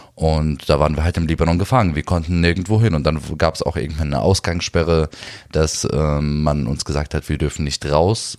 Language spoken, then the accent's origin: German; Berlin, Germany; Ich bin zwar hier in Berlin geboren, in, in Neukölln auch aufgewachsen, 15 Jahre lang